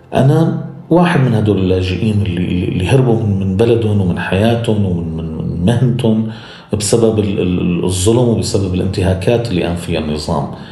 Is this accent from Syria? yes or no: yes; Syria; moved away as an adult; now in Berlin, Germany; مستقبلنا كسوريين